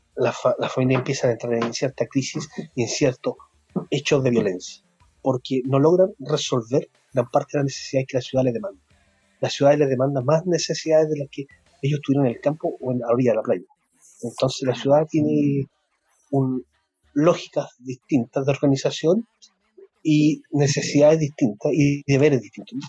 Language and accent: Spanish; Santiago, Santiago Metropolitan Region, Chile; moved away as an adult; now in Castro, Chile; Yo nací en Santiago y me vine hace 11 o 12 años ya a vivir a Chile, Castro